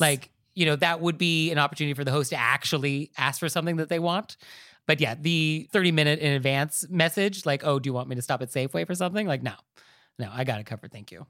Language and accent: English; United States; as an American society